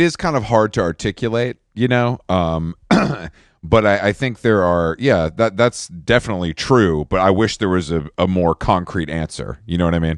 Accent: the South, United States; also born or lived in Atlanta; I'm from the South, um, originally

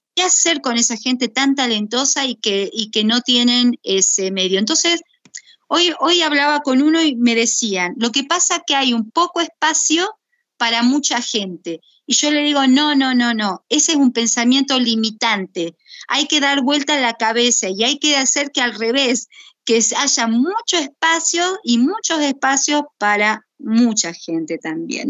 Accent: Buenos Aires, Argentina; yo soy porteña

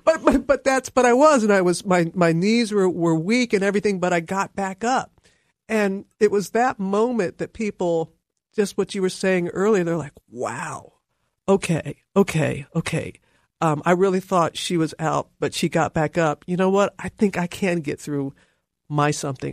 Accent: Mississippi, United States; moved away as an adult; also born or lived in Alabama / Louisiana / Nashville / Atlanta; I was born in Alabama, reared in Mississippi, went to college in Louisiana

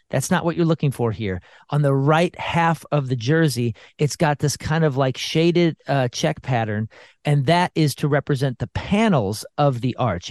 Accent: St. Louis, Missouri, United States; my hometown

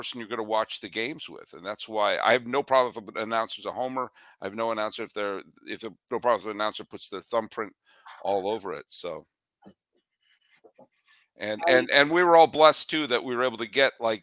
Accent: New England, United States; I'm a native New Englander

